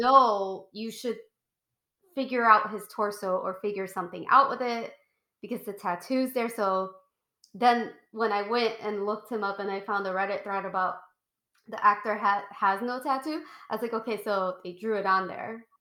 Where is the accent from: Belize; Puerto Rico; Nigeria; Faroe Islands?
Puerto Rico; I was a little girl growing up in Puerto Rico in like the 90s